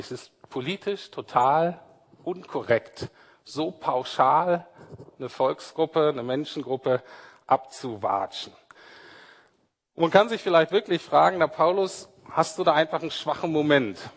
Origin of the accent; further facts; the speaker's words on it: Berlin, Germany; Zumindest als Berliner nicht.